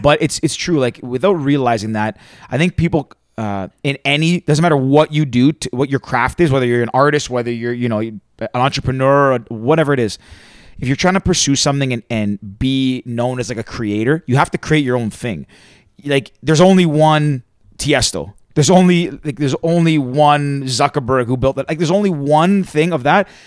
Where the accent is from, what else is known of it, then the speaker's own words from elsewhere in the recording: Toronto, Ontario, Canada; I was born and raised in Toronto. Like, I'm from the big city